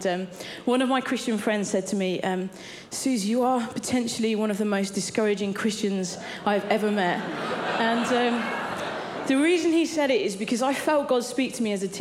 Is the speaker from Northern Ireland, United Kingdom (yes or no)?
no; Cambridge, East of England, United Kingdom; I grew up in Cambridge and great city